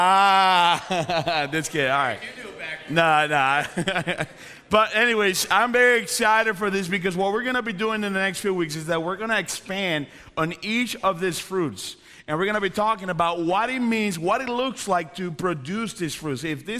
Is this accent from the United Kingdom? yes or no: yes; Coventry, West Midlands, United Kingdom; now in United States; No, I'm from Coventry, so I can say that. But anyways, that is a reality of where I was born.